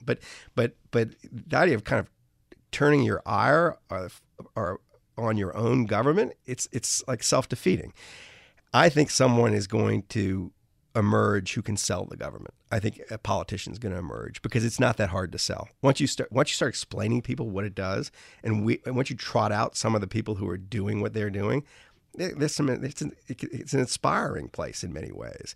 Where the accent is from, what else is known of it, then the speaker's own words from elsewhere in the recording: New Orleans, Louisiana, United States; I grew up in New Orleans